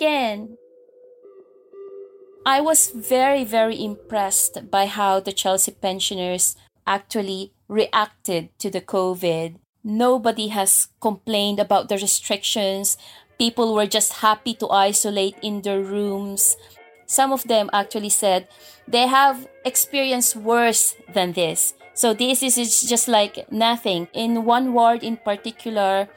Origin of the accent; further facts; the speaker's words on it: Philippines; moved away; as a Filipino nurse, you tend to do overtimes to earn more money. Because you're not only caring for yourself or your family in here, but you're also sending money to your family back home